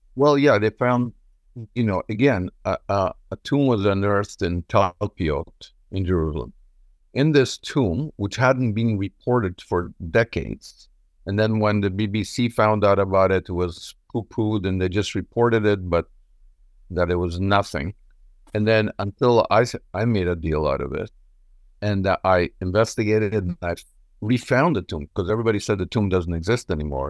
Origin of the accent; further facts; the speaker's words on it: Montreal, Quebec, Canada; also born or lived in Israel; I was born in Israel. I grew up in Montreal.